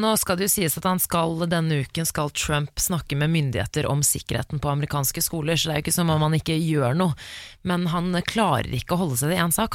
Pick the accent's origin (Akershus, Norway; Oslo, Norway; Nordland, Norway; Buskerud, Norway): Oslo, Norway; jeg er oppvokst på Oslo vest